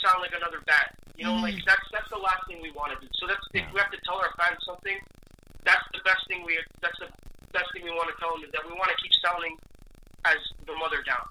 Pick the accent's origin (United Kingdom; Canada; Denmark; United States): Canada; Montreal, Quebec; we're not French. We're Canadian, so we're Anglophone